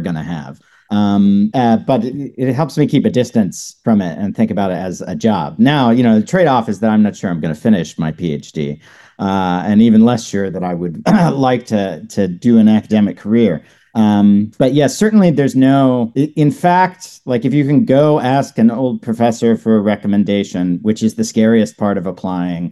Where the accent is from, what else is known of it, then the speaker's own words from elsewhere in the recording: Knoxville, Tennessee, United States; I grew up in Knoxville, Tennessee